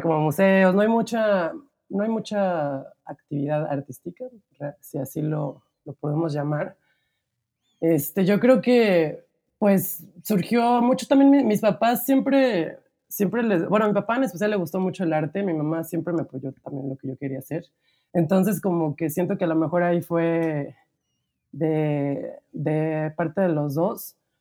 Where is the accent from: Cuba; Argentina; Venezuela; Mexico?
Mexico; Cuautla, Morelos; yo crecí en una ciudad que se llama Cuautla, que nadie ubica, pero siempre digo cerca de Cuernavaca